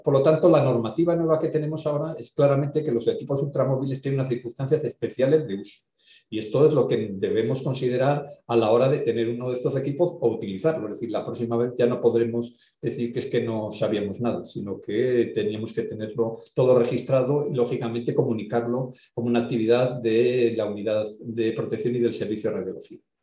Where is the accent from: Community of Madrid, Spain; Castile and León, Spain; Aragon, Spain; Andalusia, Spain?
Castile and León, Spain; Valladolid; yo soy de Valladolid